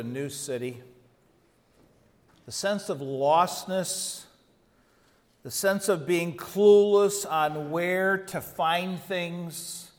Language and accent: English; Chicago, Illinois, United States; I grew up outside Chicago in the suburbs